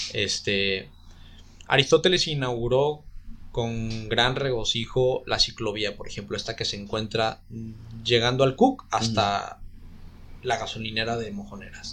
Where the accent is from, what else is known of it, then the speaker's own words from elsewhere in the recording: Guadalajara, Jalisco, Mexico; also born or lived in Oaxaca; now in Puerto Vallarta, Mexico; yo nací en Guadalajara, este, en una situación de, este, complicada, escasos recursos, violencia intrafamiliar